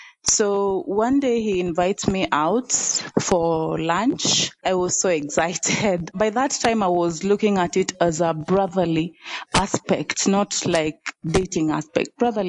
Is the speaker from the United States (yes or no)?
no; Nairobi, Kenya; also born or lived in Western Kenya; I grew up in Nairobi, actually. So it's only education that took me to Western. When I was done with campus, I decided to come back to Nairobi.